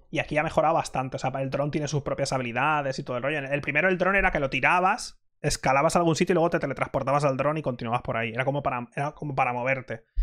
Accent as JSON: {"language": "Spanish", "town": "Mallorca", "region": "Balearic Islands", "country": "Spain", "said": "No me sale barato ir a Japón porque soy de Mallorca, tío."}